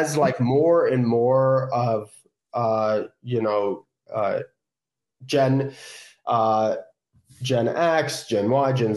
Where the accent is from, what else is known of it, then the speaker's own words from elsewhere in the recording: San Francisco, California, United States; I'm from California, like, oh, I'm from San Francisco